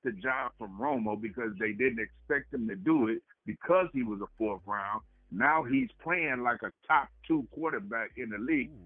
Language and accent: English; Louisiana, United States; I'm from Louisiana